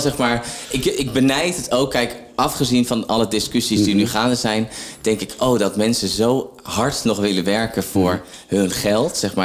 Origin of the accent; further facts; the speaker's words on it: Zwolle, Overijssel, Netherlands; now in Opdam, Netherlands; omdat ik uit Zwolle kom